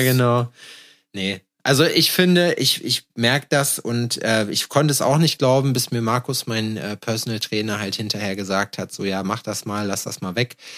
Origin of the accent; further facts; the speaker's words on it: Schalksmühle, North Rhine-Westphalia, Germany; now in Berlin, Germany; haben einen Zug gehabt bei uns in Scheixmühle, der einmal die Stunde gefahren ist